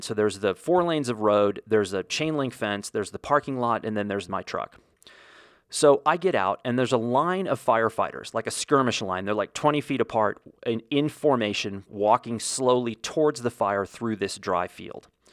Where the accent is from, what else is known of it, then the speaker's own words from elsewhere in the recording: United States; as an American